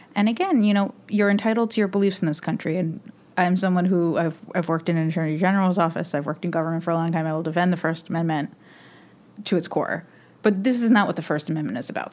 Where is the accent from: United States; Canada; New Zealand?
United States; New York; I'm a New Yorker